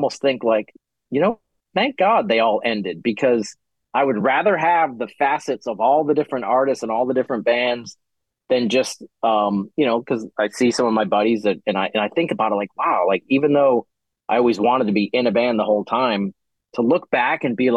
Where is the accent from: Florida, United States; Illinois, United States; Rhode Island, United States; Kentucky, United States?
Rhode Island, United States; moved away; I grew up in Rhode Island